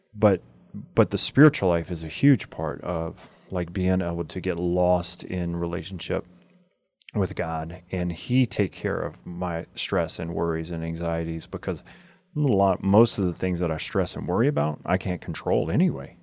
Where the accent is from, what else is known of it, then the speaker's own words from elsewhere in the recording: United States; our American culture